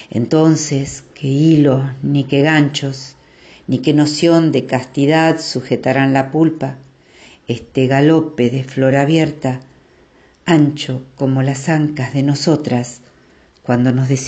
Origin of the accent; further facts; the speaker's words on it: Temperley, Buenos Aires Province, Argentina; Buenas noches … de Temperley y voy a compartir un poema.